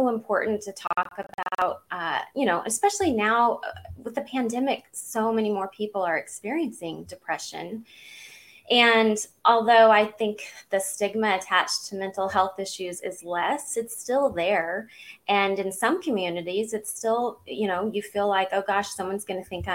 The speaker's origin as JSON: {"language": "English", "region": "Southeast Missouri", "country": "United States", "tie": "born or raised there", "also_born_or_lived": "California", "moved": "yes", "lives_now": "Georgia, United States", "said": "I grew up in Southeast Missouri"}